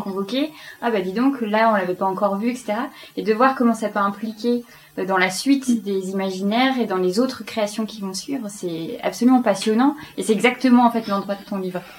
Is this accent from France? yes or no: no; Belgium; J'aime bien dire que je suis belge en ce moment